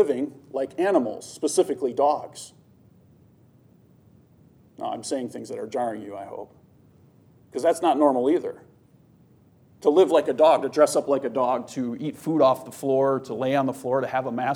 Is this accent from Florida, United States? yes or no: no; Milwaukee, Wisconsin, United States; And I'm from up north Wisconsin. I grew up in Milwaukee, which didn't help me at all. And then I moved up north